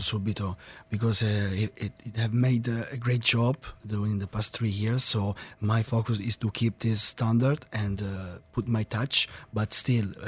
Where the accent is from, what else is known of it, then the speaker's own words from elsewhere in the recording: Abruzzo, Italy; moved away; I'm from Abruzzo, which is a region in the center of Italy.